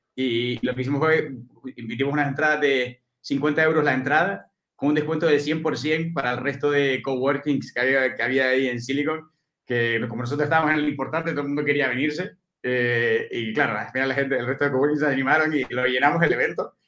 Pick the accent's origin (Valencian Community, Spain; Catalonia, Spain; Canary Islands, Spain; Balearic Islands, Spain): Canary Islands, Spain; moved away as an adult; now in Madrid, Spain; yo soy, soy canario, nacido en Canarias, me vine aquí a Madrid a estudiar